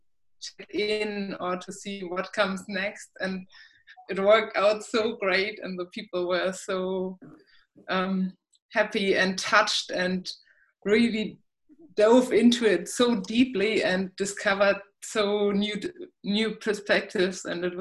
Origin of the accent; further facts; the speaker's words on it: Germany; He from Australia and I'm from Germany